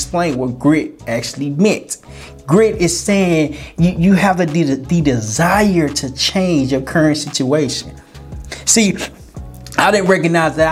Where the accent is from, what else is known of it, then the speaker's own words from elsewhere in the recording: Little Rock, Arkansas, United States; moved away as an adult; also born or lived in Florida; I was born in Little Rock, Arkansas